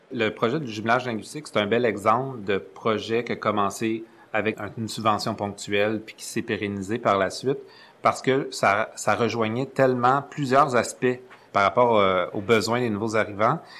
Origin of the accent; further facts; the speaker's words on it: Montreal, Quebec, Canada; je viens de Montréal. J'ai toujours resté à Montréal.